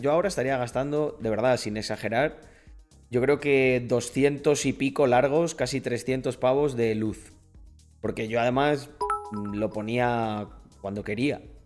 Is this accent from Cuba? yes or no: no; Almendralejo, Extremadura, Spain; soy español 100% de Almendralejo